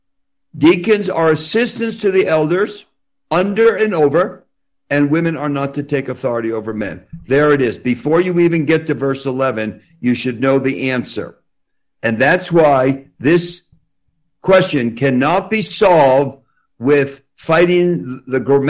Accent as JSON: {"language": "English", "region": "New Jersey", "country": "United States", "said": "I do talk fast because I'm from New Jersey. People in New Jersey talk very fast"}